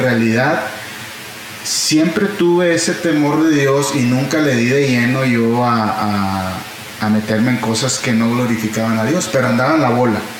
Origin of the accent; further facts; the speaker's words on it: Monterrey, Nuevo León, Mexico; moved away as an adult; now in Houston, United States; crecí entonces aquí en Monterrey hasta los 20 años me fui a vivir a, Estados Unidos, eh, en Houston